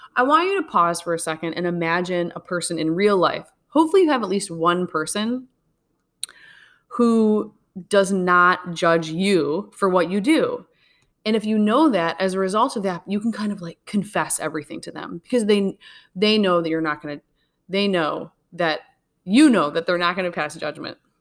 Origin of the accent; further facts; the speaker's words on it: Midwest, United States; we're from the Midwest